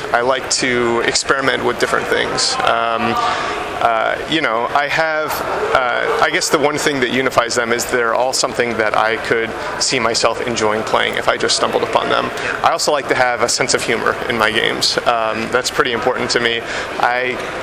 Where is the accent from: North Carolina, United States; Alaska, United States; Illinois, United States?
Alaska, United States; moved away; I'm originally from Alaska, so it's kind of like an homage to my home state